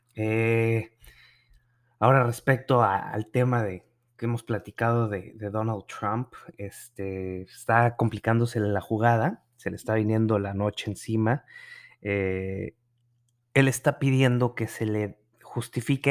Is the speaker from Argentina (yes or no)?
no; Nuevo León, Mexico; moved away; mi, en mi tierra